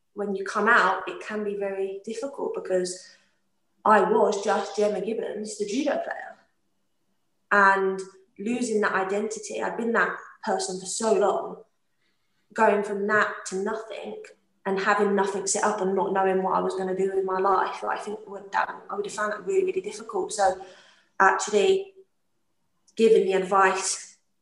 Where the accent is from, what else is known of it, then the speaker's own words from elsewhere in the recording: London, United Kingdom; accent: London; now in Scotland, United Kingdom; My accent, definitely from London.